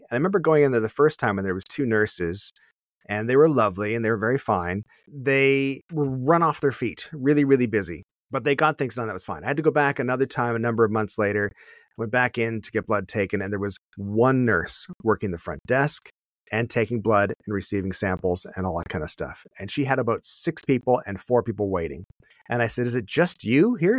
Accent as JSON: {"language": "English", "country": "Canada", "said": "as a Canadian"}